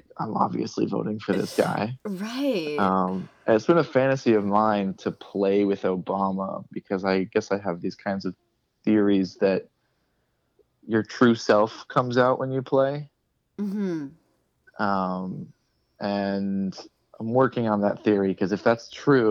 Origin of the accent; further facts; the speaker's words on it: Florida, United States; I'm from Florida.